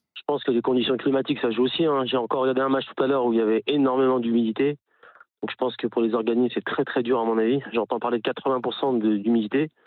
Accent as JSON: {"language": "French", "town": "Lyon", "region": "Auvergne-Rhône-Alpes", "country": "France", "said": "je suis de Lyon, je suis de Lyon"}